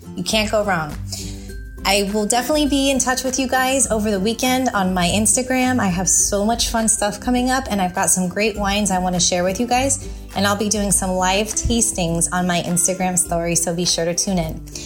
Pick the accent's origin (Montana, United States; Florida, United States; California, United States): California, United States; San Francisco Bay Area; now in Tampa, United States; growing up in the San Francisco Bay Area